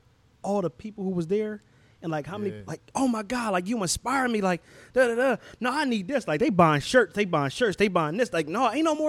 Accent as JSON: {"language": "English", "town": "Philadelphia", "region": "Pennsylvania", "country": "United States", "said": "Yeah, I'm from Southwest."}